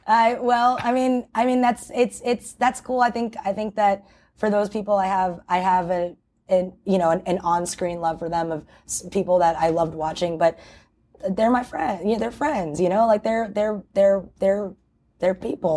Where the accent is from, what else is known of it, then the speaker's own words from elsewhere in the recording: New York City, New York, United States; my hometown